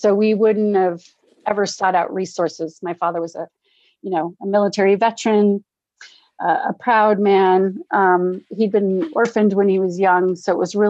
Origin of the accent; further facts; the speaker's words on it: Norfolk, Virginia, United States; born there; also born or lived in Scotland; I was born in Norfolk, Virginia. My father was in the Navy, and but he'd been stationed in Scotland. So I was born here in the US, and then we spent the first year of my life in Scotland